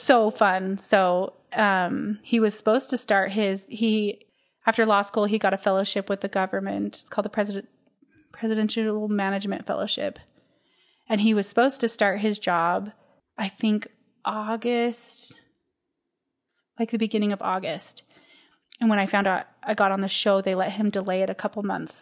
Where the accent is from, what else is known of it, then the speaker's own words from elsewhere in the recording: Utah, United States; Born and raised in Utah